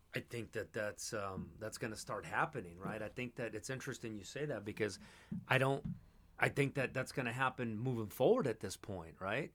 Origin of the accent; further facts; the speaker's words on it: Los Angeles, California, United States; I grew up in Los Angeles, California, born and raised. Atwater Village.